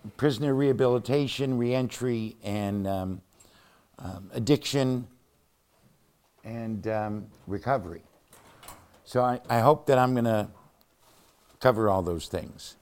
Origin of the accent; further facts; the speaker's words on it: Cleveland, Ohio, United States; Cleveland, Ohio, my hometown, our hometown